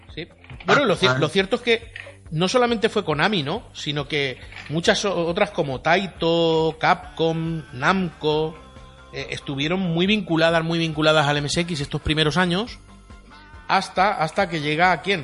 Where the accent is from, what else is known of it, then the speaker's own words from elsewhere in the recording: Elda, Valencian Community, Spain; aquí en Elda, ¿eh? en mi pueblo